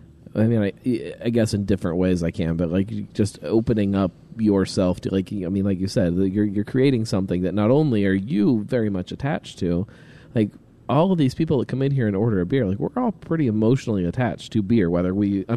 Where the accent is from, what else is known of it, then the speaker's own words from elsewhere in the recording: Fairfield, Ohio, United States; I grew up in Fairfield, 100%.